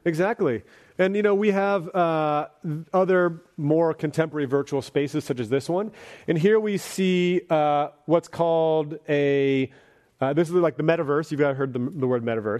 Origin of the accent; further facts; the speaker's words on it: Bay Area, California, United States; growing up in the Bay Area